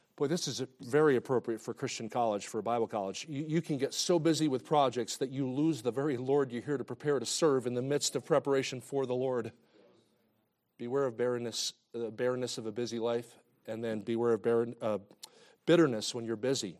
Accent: New Jersey, United States; moved away as an adult; now in Kansas City, United States; I grew up in New Jersey

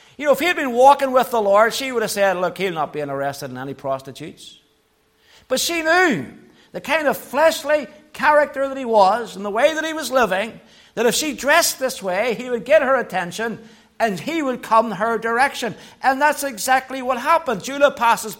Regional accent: Belfast, Northern Ireland, United Kingdom; I grew up in Belfast

